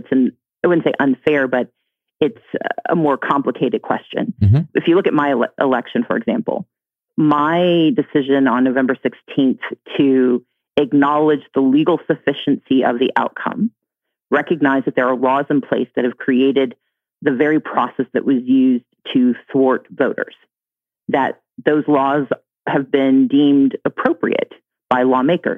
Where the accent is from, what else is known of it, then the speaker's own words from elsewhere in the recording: Deep South, United States; I grew up in the Deep South